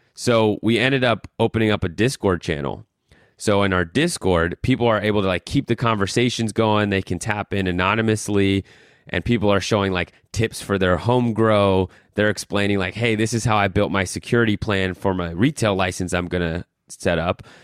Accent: Colorado, United States; moved away as an adult; also born or lived in New York; I'm from Colorado

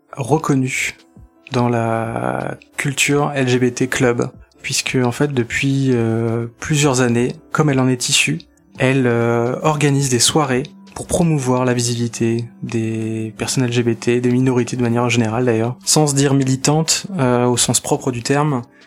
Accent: Nantes, Pays de la Loire, France; Je viens de Nantes

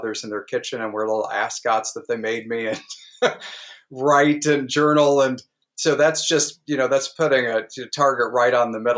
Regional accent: Southwest Missouri, United States; I grew up in Southwest Missouri, literally within spitting distance of Arkansas, Oklahoma, and Kansas

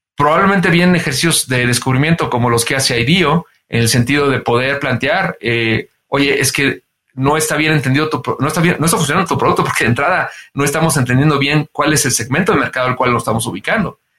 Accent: San Luis de la Paz, Guanajuato, Mexico; yo soy eh, de San Luis de la Paz, Guanajuato, y, pues en San Luis de la Paz, Guanajuato, no había estaciones de radio

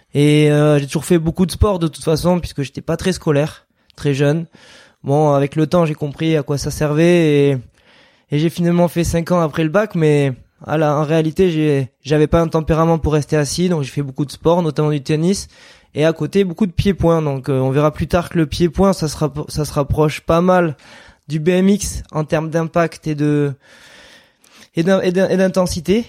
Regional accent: Landes, Nouvelle-Aquitaine, France; on vient des Landes

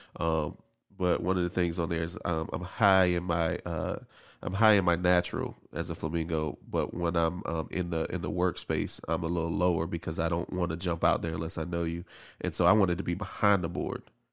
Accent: District Heights, Maryland, United States; born or raised there; also born or lived in Camp Springs, Maryland

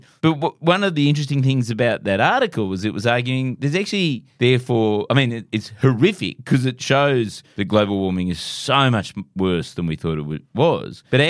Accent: Hawaii, United States; Well, I grew up in Hawaii, so, you know.

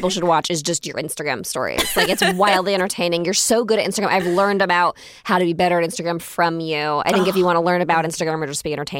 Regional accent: Florida, United States; I grew up in Florida. I grew up kind of, you know, with a group of girlfriends. We were all kind of like lower income.

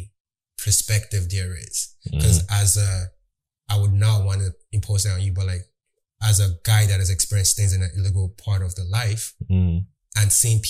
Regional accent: Nigeria; I was born and raised in Nigeria

